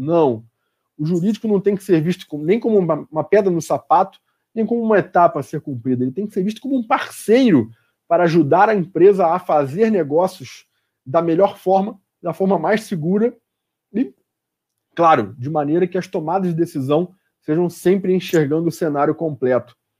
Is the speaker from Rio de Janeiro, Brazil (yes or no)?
yes; Rio de Janeiro, Brazil; now in São Paulo, Brazil; no Rio de Janeiro, que é de onde eu sou, o estado de onde eu sou